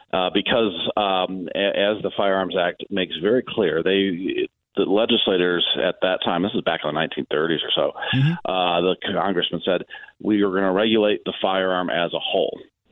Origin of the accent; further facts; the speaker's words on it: Northwest Indiana, United States; I'm originally from Northwest Indiana